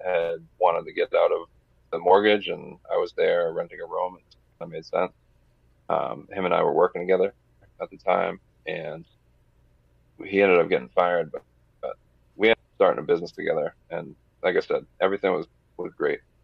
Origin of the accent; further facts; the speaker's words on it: New Hampshire, United States; growing up in New Hampshire, I uh, lived in one of the larger cities